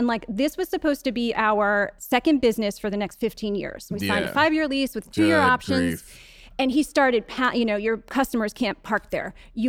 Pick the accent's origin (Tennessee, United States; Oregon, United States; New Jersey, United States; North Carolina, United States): New Jersey, United States; Jersey Shore; I grew up on the Jersey Shore.